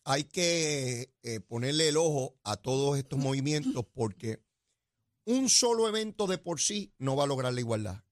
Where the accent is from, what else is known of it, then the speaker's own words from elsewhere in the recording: Puerto Rico; somos los puertorriqueños